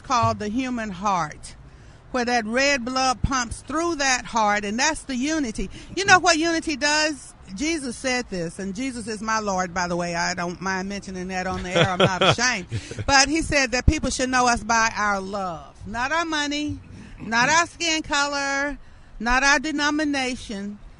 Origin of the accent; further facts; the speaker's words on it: Birmingham, Alabama, United States; also born or lived in Atlanta, Georgia; You know, I was born in Atlanta, Georgia in 1951, moved to Birmingham with A.D. King, civil rights leader, brother Martin Luther King, and my mama Naomi, who's here with me.